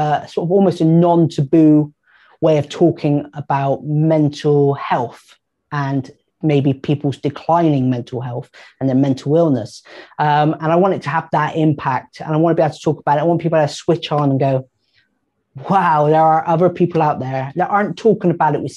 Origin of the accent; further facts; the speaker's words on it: Bristol, South West England, United Kingdom; I'm from Bristol